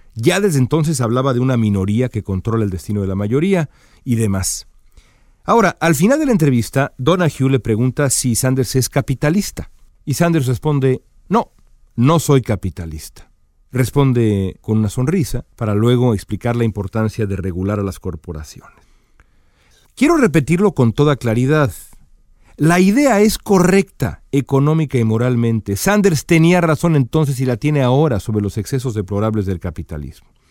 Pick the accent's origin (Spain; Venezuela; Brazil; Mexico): Mexico; now in United States; México, mi país natal, y por supuesto Estados Unidos, mi país adoptivo